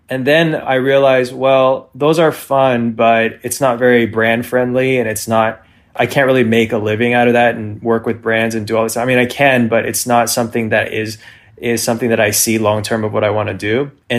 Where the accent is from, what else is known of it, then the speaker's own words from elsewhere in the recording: California, United States; now in Los Angeles, United States; No, I'm actually from Northern California, and I moved down to LA for two reasons.